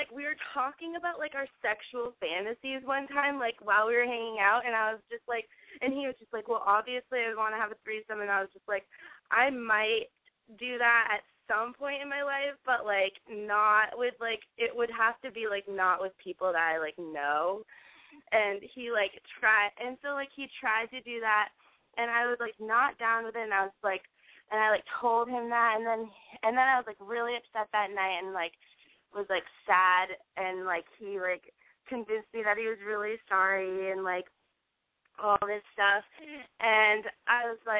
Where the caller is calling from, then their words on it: Portland, Maine, United States; I'm 21, and I'm calling from Portland, Maine.